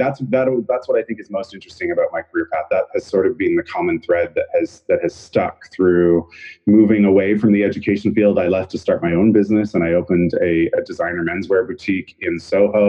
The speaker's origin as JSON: {"language": "English", "country": "Canada", "also_born_or_lived": "Vancouver", "moved": "as an adult", "lives_now": "New York City, United States", "said": "I'm Canadian originally."}